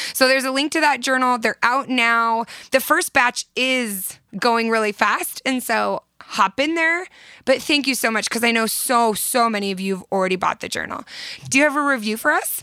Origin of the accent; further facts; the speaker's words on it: Southern California, United States; now in Utah, United States; I'm from Southern California and I moved to Utah